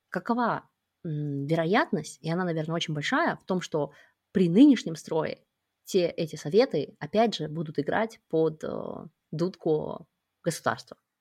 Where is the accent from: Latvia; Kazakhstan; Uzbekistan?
Kazakhstan; moved away as an adult; мы оба родом из Казахстана